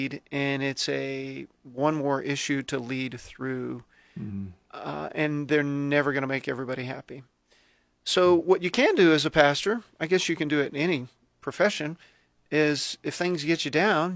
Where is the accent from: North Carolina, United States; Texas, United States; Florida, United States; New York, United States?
Texas, United States; moved away as an adult; now in Lincoln, United States; I grew up in Texas.